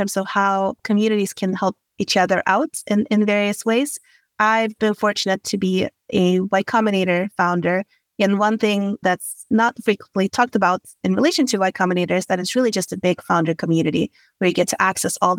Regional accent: Sweden; moved away as an adult; also born or lived in London / Dublin; now in United States; I grew up in Sweden

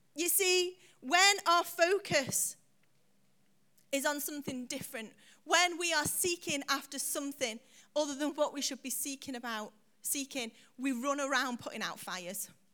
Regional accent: United Kingdom; we're British

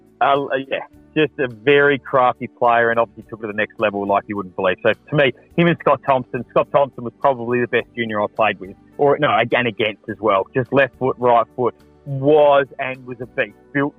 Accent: Adelaide, South Australia, Australia; I was born and bred in Adelaide, 100%

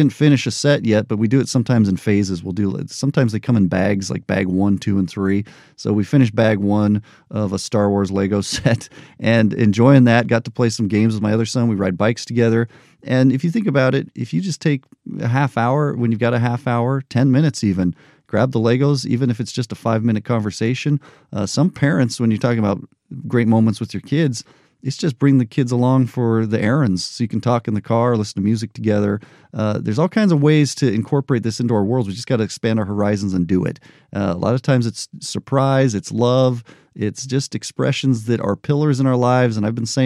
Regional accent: Albuquerque, New Mexico, United States; also born or lived in Omaha; now in Las Vegas, United States; I grew up in Albuquerque

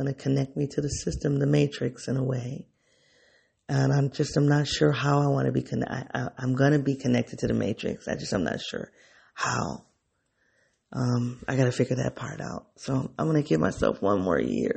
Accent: the North, United States; accent: Black English; first language Black English; also born or lived in the South (United States); I am from the North

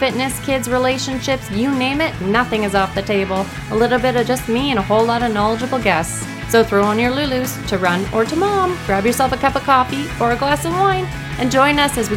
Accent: Vancouver, British Columbia, Canada; I am from Vancouver, born and raised

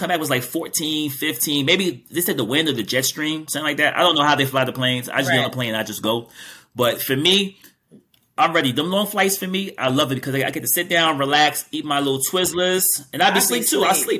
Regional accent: Thailand; I'm from Thailand.

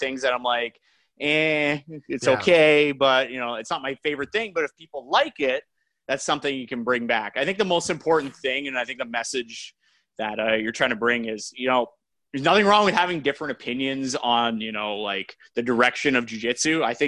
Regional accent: Brampton, Ontario, Canada; Offended. I'm from Brampton.

